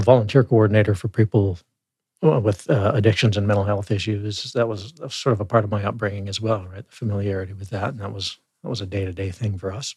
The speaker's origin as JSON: {"language": "English", "town": "Claresholm", "region": "Alberta", "country": "Canada", "tie": "born or raised there", "also_born_or_lived": "Calgary", "lives_now": "Lethbridge, Canada", "said": "I'm Southern Alberta boy, as you said. I was born in Calgary, but never lived there"}